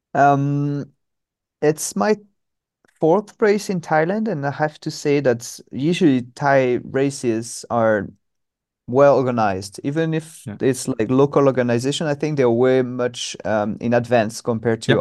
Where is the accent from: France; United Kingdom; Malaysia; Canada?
France; Normandy; English is a second language; moved away as an adult; now in Hanoi, Vietnam; I'm from Normandy, so northwest okay. of France. And um, yeah. yeah. I was born and raised by the sea